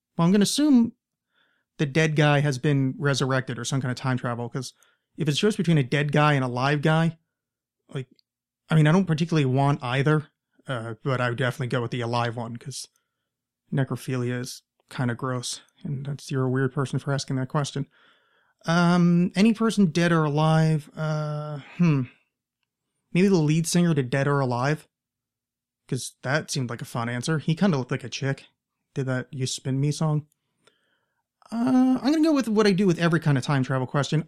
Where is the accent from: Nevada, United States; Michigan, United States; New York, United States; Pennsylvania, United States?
New York, United States; outside of; now in Portland, United States; I grew up right outside of New York